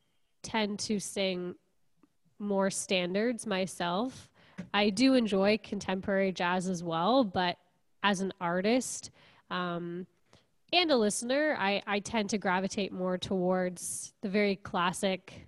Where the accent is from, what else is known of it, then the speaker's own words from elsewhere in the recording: Kingston, Ontario, Canada; also born or lived in Montreal; I'm from Kingston originally, and I grew up here, went to Queens, and then I lived in Montreal